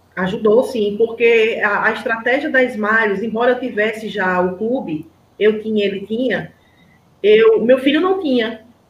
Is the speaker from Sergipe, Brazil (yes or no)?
yes; Aracaju, Sergipe, Brazil; eu sou de Aracaju, Sergipe.